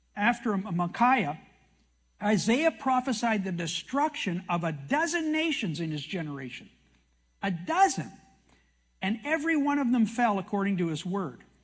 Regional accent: Canada; I'm a Canadian

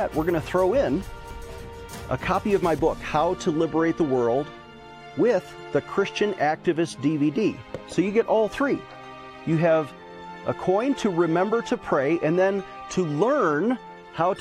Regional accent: United States; I'm an American

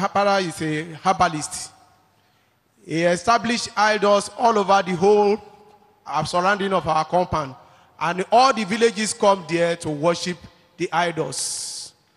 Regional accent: Delta, Nigeria; I come from Delta State

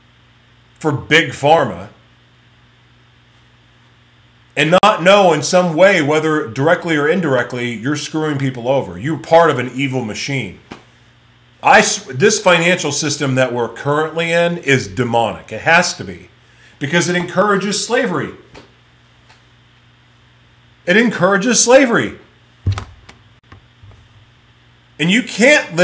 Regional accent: United States; growing up in America

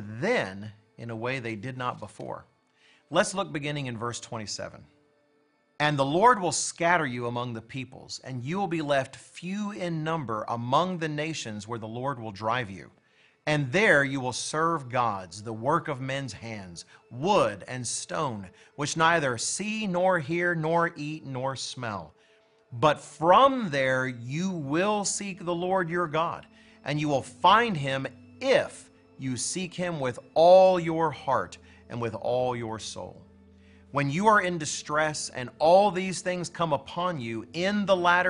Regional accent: United States; I'm an American

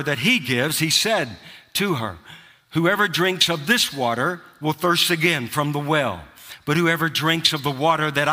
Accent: hometown 30 miles from Clarksburg, West Virginia, United States; my hometown, which is 30 miles from the airport

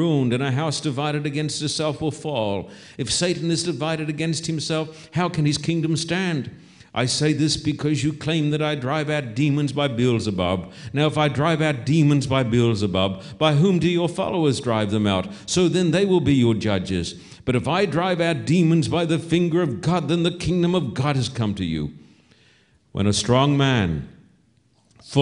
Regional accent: Australia; When I was a boy growing up in Australia

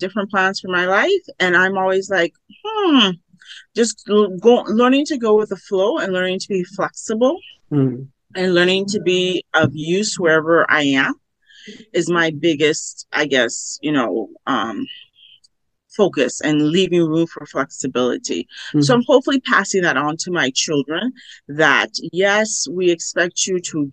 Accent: Los Angeles, California, United States; growing up in Los Angeles, we would go to the garment district

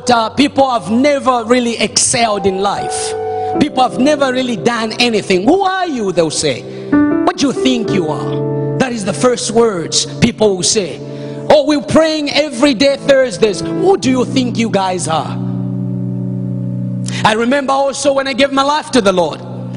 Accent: Zambia; now in Canada; I was born in Zambia

